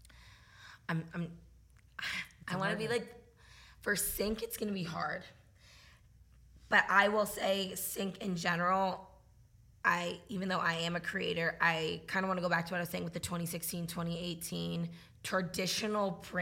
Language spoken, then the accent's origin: English; New England, United States; also born or lived in Massachusetts; I grew up in New England.